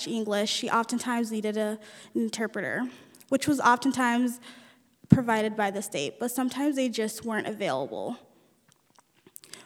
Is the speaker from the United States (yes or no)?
yes; United States; first language Nuer; English is a second language; also born or lived in Ethiopia / South Sudan / California; we lived in three different refugee camps until we moved to the United States in 1994